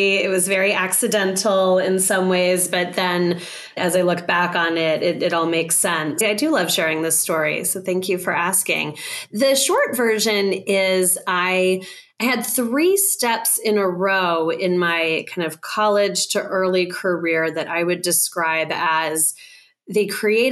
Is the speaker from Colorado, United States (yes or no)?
yes; Colorado, United States; I grew up in Colorado